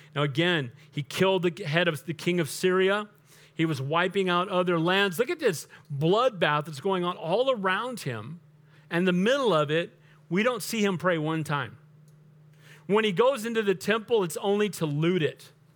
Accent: United States; way before I'm an American, I'm a Christian.

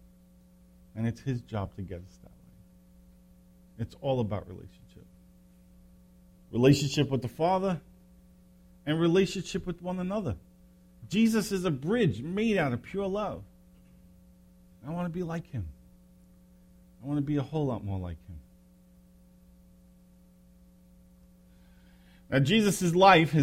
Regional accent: New York City, New York, United States; I grew up in Brooklyn

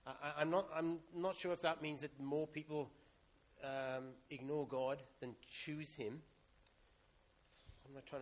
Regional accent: Welsh, Wales, United Kingdom; I'm Welsh

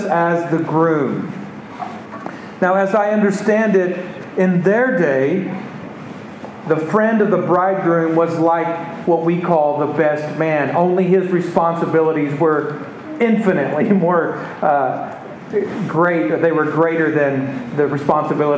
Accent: Texas, United States; I'm from Texas

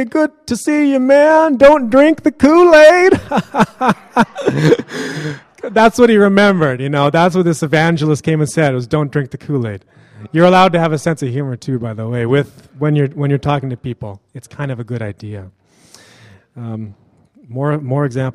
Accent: Kelowna, British Columbia, Canada; From my hometown, Kelowna

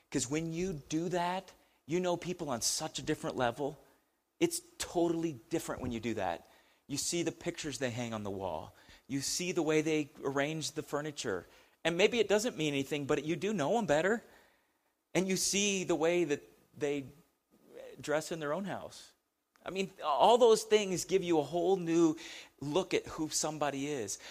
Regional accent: United States; we we're Americans

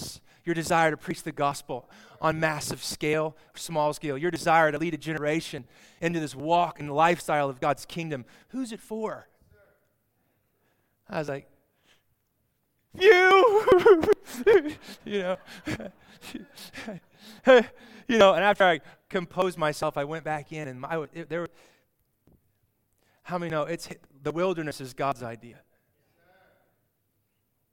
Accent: Olathe, Kansas, United States; Olathe was my hometown

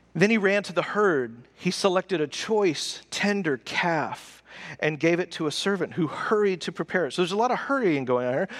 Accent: the South, United States; we're from the South. So you're polite in the South.

